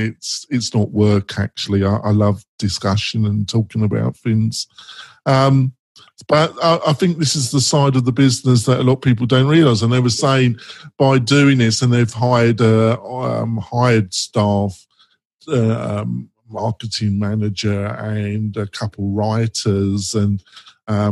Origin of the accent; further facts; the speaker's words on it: England, United Kingdom; I'm English